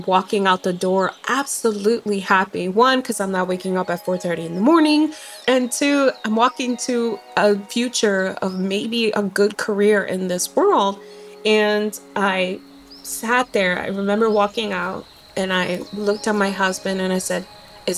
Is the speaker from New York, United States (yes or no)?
yes; New York City, New York, United States; moved away as an adult; also born or lived in Fajardo, Puerto Rico / Florida; now in Alaska, United States; we migrated to New York City and started to live in the Bronx. Lived there